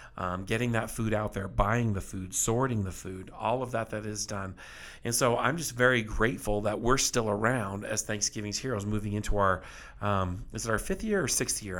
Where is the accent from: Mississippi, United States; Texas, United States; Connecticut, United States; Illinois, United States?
Texas, United States; South; as a boy, when I was raised in South Texas, I was, um, very poor